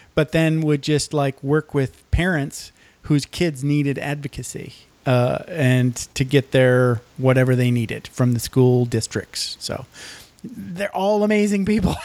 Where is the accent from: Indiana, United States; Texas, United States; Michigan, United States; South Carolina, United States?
Michigan, United States; I grew up in Michigan